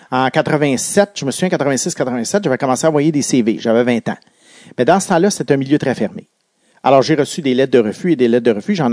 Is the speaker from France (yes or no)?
no; Quebec, Canada; les Alouettes jouaient pas loin de chez moi à l'Autostade qui a été démoli aujourd'hui et qui est tout près du pont Victoria à la, sortie de l'autoroute Bonaventure